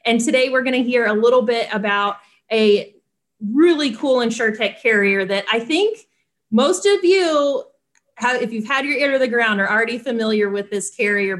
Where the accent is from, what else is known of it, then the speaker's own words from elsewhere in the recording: North Carolina, United States; also born or lived in Winston-Salem; I grew up in North Carolina